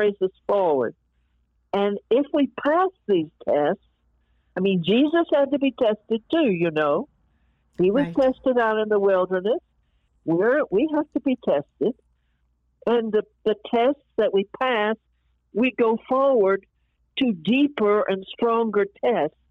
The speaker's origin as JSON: {"language": "English", "region": "New York", "country": "United States", "said": "I was from New York"}